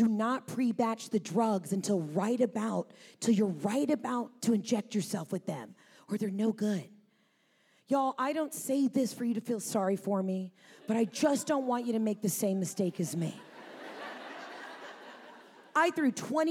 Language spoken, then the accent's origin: English; Atlanta, Georgia, United States; I'm from Atlanta